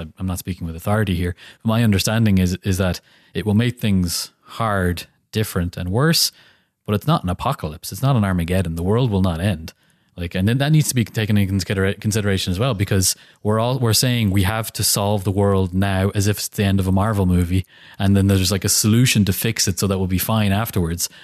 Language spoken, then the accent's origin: English; Ireland; we are Irish